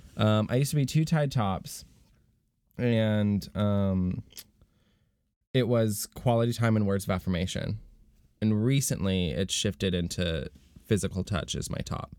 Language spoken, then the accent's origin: English; Florida, United States; I was born in Florida